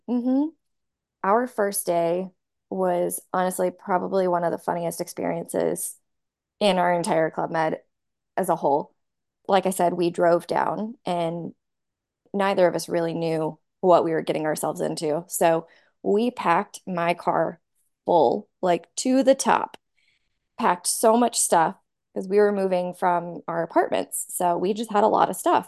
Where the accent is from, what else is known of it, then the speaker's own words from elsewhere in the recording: Nashville, Tennessee, United States; moved away as an adult; I I grew up in Nashville